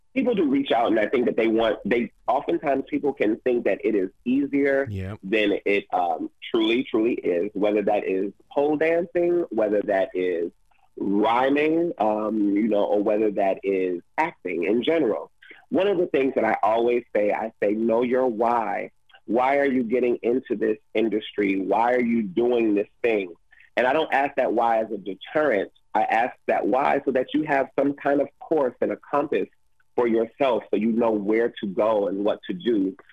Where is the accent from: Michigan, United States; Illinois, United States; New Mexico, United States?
Michigan, United States; Detroit; I'm originally from Detroit, Michigan